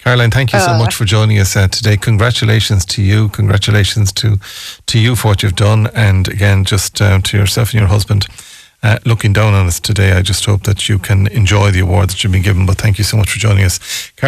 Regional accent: Ireland; But we have to believe that, I suppose, the way we grew up in Ireland.

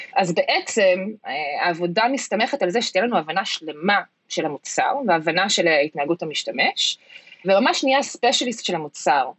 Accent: United States; moved away as an adult; now in Israel; חזרתי לארץ מארצות הברית לפני כמה שנים, אחרי שגדלתי שם וחייתי שם כמעט 20 שנה, שם גם גדלתי ולמדתי רוב חיי.

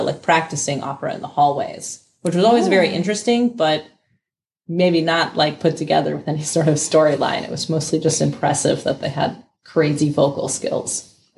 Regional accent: Denver, Colorado, United States; now in Berlin, Germany; Because I'm from Denver, Colorado, okay. Not Berlin, even though it feels like that now that I've lived here.

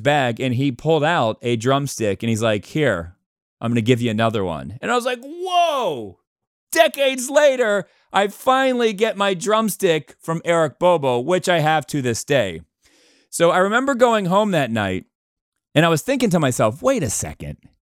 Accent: Cleveland, Ohio, United States; born there; And most of you know this, but I was born in Cleveland. My grandparents live in Cleveland. All my relatives are in Cleveland. I guess Cleveland technically is my hometown.

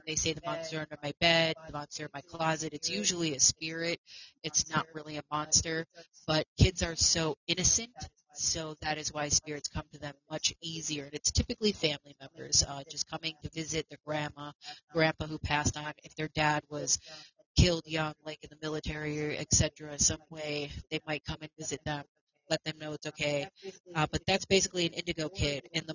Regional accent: Buffalo, New York, United States; I was also born and raised in Buffalo, New York as well. That is my hometown. That is where I am from.

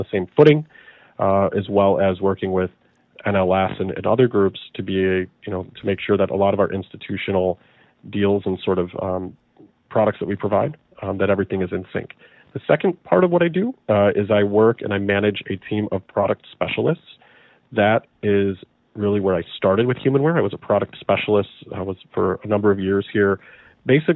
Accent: Chicago, Illinois, United States; So I'm from Chicago. I'm from the suburbs of Chicago, so a very, very large metro area.

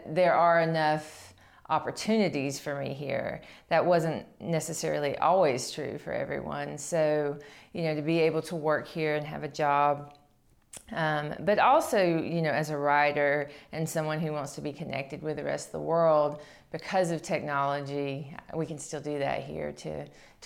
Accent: Qualla, North Carolina, United States; I grew up in Cherokee, North Carolina, technically in Qualla, North Carolina

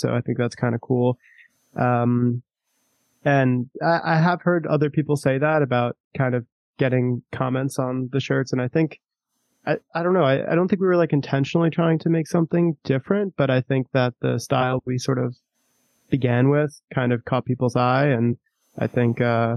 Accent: Long Island, New York, United States; I grew up on Long Island

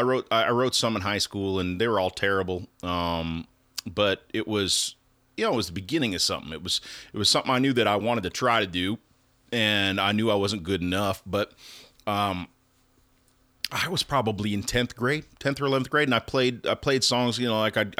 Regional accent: North Dakota, United States; So I grew up in North Dakota and we didn't have a lot of options for, you know, getting into music.

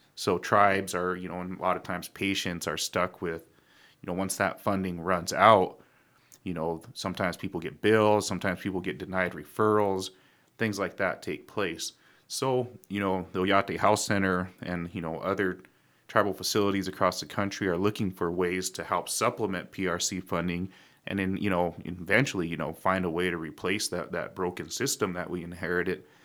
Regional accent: Pine Ridge, South Dakota, United States; people like me and Ray, we grew up in Pine Ridge

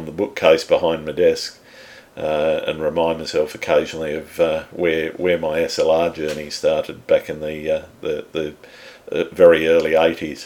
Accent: Sydney, New South Wales, Australia; I was born in Sydney too many years ago and I've lived here most of my life

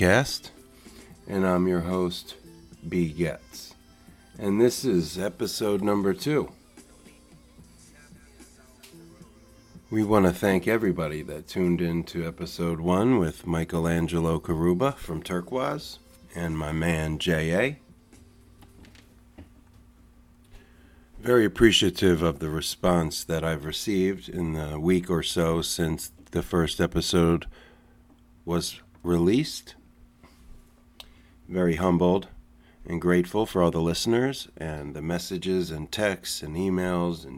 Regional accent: New Jersey, United States; also born or lived in Bay Area, California; now in San Francisco Bay Area, United States; my life is based in the Bay Area, but I'm from the Philadelphia area, South Jersey to be exact

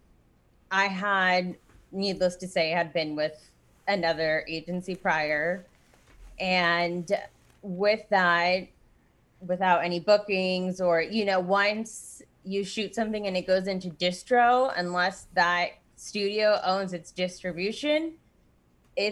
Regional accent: Orange County, California, United States; I born and raised in Orange County, California

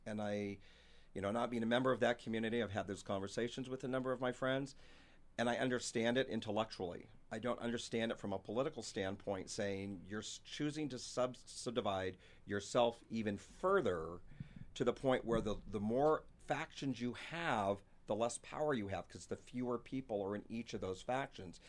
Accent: San Francisco Bay Area, California, United States; moved away as an adult; also born or lived in Sacramento; now in Spokane, United States; I'm actually from the San Francisco Bay Area. Sacramento specifically is where I moved to Spokane from about seven years ago

